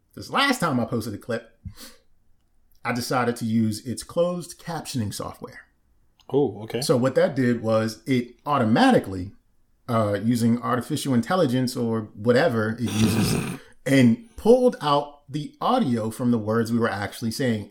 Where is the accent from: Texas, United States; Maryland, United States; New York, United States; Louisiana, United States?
Maryland, United States; I'm from Maryland